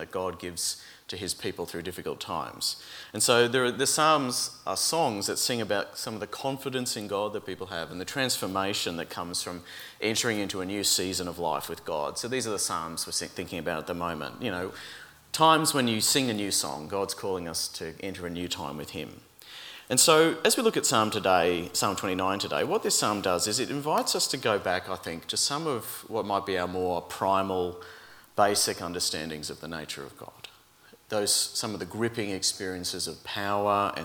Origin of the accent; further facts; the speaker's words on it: Brisbane, Queensland, Australia; moved away as an adult; now in Melbourne, Australia; growing up in Brisbane